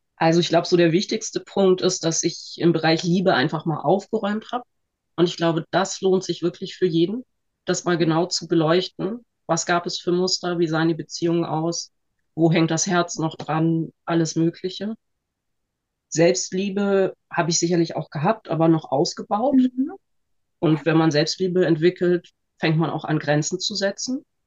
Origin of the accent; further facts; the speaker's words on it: Northern Germany, Germany; ich bin 41 und ich bin ähm, aus Norddeutschland und Heilmittelerbringerin.